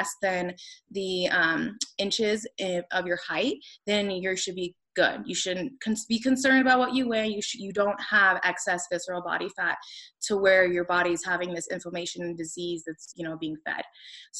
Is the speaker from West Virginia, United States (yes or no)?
no; Las Vegas, Nevada, United States; I grew up in Las Vegas, Nevada, and it's just a totally different beast there